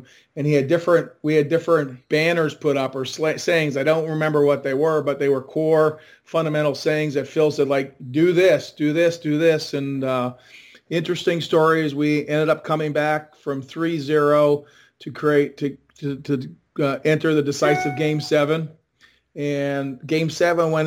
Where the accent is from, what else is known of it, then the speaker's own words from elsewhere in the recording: Winnipeg, Manitoba, Canada; moved away; growing up in Winnipeg